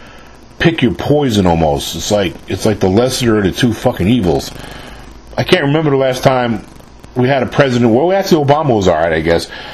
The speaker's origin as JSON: {"language": "English", "region": "New York", "country": "United States", "tie": "born or raised there", "said": "I was born and raised in New York"}